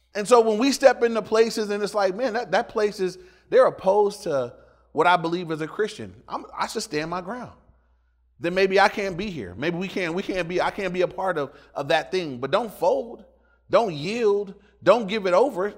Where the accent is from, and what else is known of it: Inglewood, California, United States; born or raised there